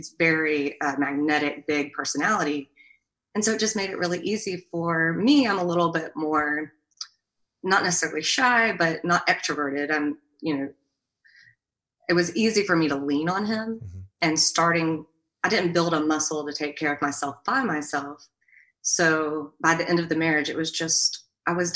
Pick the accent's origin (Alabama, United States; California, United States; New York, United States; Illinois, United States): Alabama, United States; We also had, you know, the Southern culture. We're from Alabama